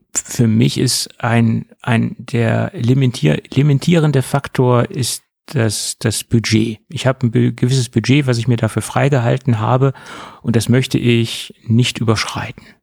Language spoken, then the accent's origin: German; Germany